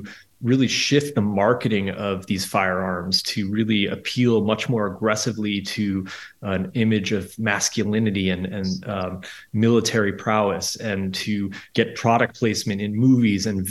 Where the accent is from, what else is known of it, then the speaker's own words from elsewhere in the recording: Midwest, United States; I grew up shooting guns in the Midwest